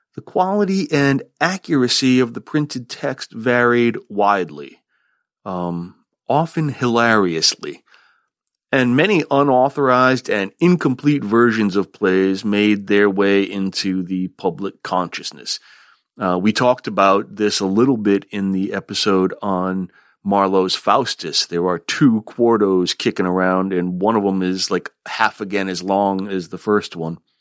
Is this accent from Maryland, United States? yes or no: no; Vermont, United States; here in my home state of Vermont